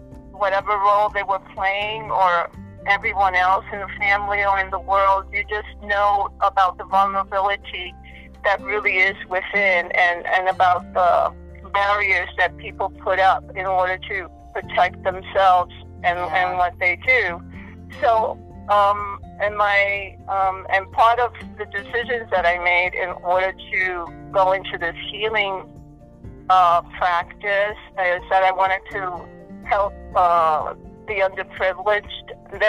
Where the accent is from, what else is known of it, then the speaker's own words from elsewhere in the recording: Brooklyn, New York, United States; also born or lived in Puerto Rico; So I came to New York in Brooklyn when I was about four or five years old.